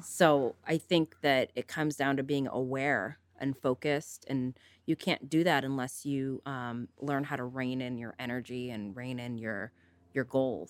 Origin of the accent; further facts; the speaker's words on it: Northern California, United States; also born or lived in East Coast; I was born and raised in Northern California, left to the East Coast for college, and promptly came back to California and haven't left since.